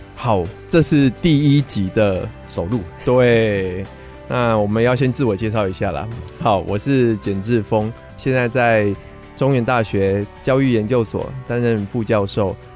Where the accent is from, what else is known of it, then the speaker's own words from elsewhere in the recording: Wandan, Pingtung County, Taiwan; also born or lived in United States; 我是屏东万丹长大的孩子